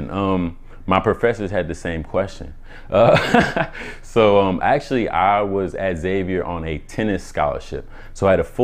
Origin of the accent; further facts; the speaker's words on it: Omaha, Nebraska, United States; also born or lived in Atlanta, Georgia; Ooh, originally I'm from Omaha, Nebraska. Um, I went to high school in Atlanta